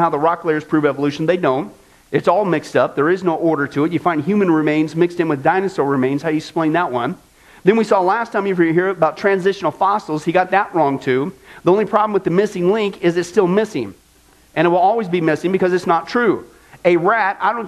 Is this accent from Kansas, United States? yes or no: yes; Kansas, United States; from Kansas, my home state